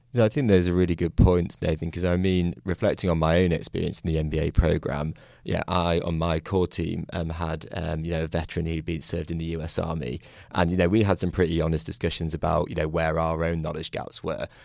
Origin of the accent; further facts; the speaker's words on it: United Kingdom; now in United States; I'm from the United Kingdom originally